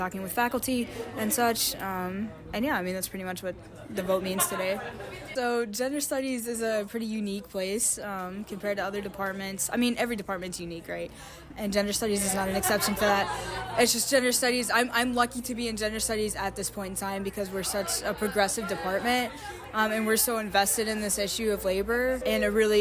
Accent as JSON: {"language": "English", "region": "Kentucky", "country": "United States", "moved": "as an adult", "lives_now": "Bloomington, United States"}